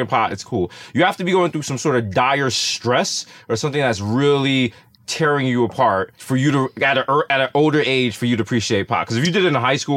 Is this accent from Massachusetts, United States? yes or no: no; New York City, New York, United States; I'm from the Bronx